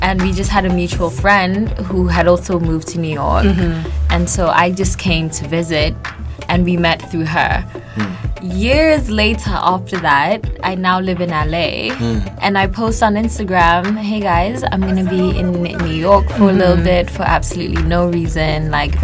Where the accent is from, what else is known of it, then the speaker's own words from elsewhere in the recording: South Africa; I'm South African